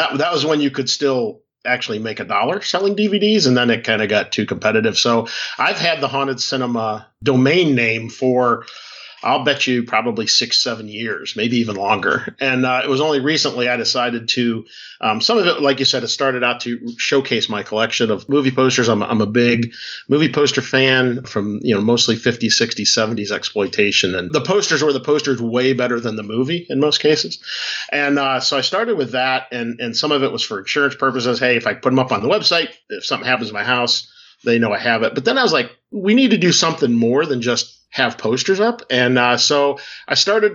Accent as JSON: {"language": "English", "town": "Cleveland", "region": "Ohio", "country": "United States", "tie": "born or raised there", "said": "I grew up in Cleveland, Ohio area"}